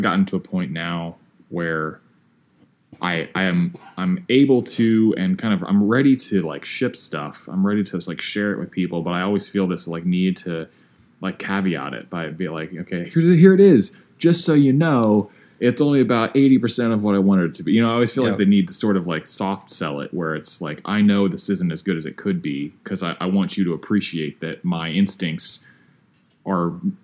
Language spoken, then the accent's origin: English; Midwest, United States; growing up in the Midwest